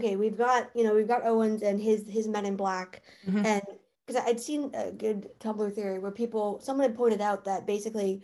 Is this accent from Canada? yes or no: yes; Canada; I'm Canadian